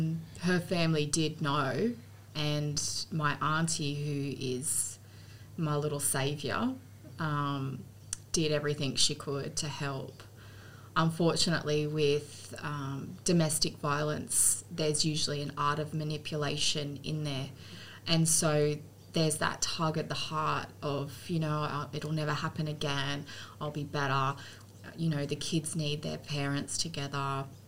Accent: Central Coast, New South Wales, Australia; born or raised there; also born or lived in Kogarah / Muswellbrook / Sydney / Lake Munmorah

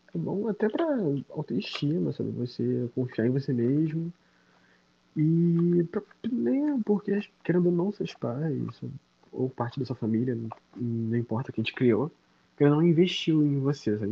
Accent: Nilópolis, Rio de Janeiro, Brazil; Sou nascido e criado na Baixada Fluminense, no Rio de Janeiro.

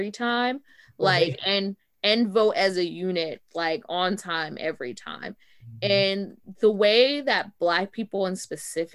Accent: Georgia, United States; I'm from Georgia.

